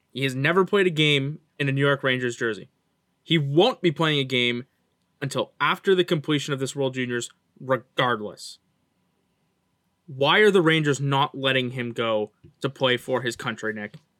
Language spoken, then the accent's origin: English; Canada; I'm Canadian